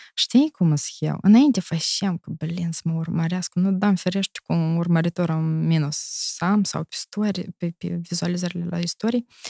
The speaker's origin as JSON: {"language": "Romanian", "country": "Moldova", "tie": "born or raised there", "moved": "as an adult", "lives_now": "Italy", "said": "eu sunt moldovanc din Moldova"}